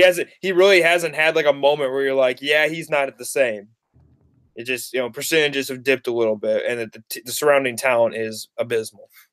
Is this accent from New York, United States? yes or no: no; Indiana, United States; I'm from Indiana